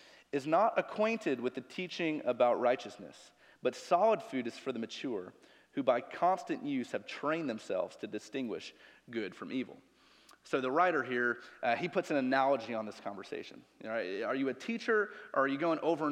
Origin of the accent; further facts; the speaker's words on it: Chicago, Illinois, United States; moved away; I'm from Chicago. I can deal with negative 20 degrees and the wind coming off the lake